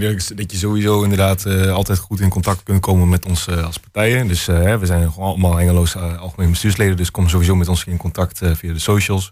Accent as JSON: {"language": "Dutch", "town": "Hengelo", "region": "Overijssel", "country": "Netherlands", "tie": "born or raised there", "said": "29 jaar oud, geboren en getogen in Hasselo."}